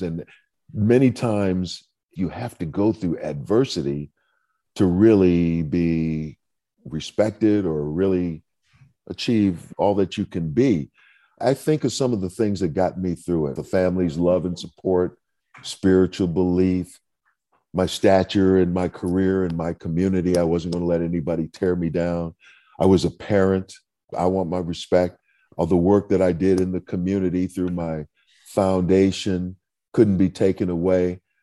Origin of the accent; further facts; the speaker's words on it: Saint Paul, Minnesota, United States; I grew up in Saint Paul, Minnesota